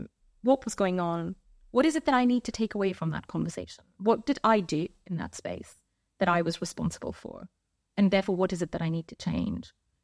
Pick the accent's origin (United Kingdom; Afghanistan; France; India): India; So I'm an 80s baby. Growing up in India, you know, your repertoire is slightly limited.